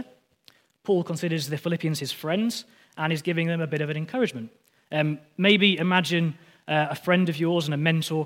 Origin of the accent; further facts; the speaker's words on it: Lancaster, North West England, United Kingdom; I'm from Lancaster